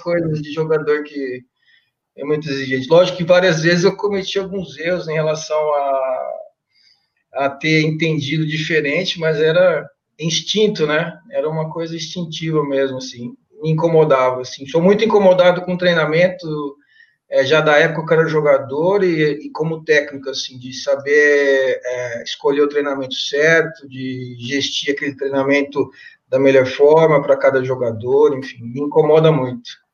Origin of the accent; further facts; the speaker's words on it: Mirandópolis, São Paulo, Brazil; moved away; na minha cidade natal, né, Mirandópolis